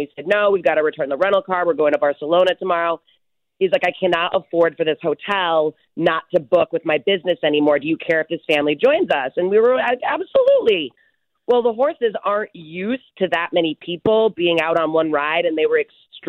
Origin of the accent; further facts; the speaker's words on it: Barrington, United States; I have, too, my whole life growing up in Barrington. I'm fairly familiar with horseback riding.